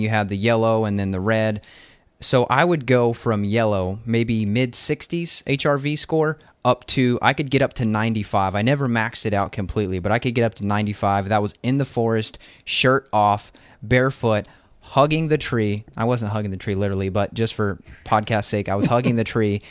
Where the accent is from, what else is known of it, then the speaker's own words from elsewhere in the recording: Kentucky, United States; also born or lived in Las Vegas; I'm from Kentucky where it's a temperate forest. You have four seasons here.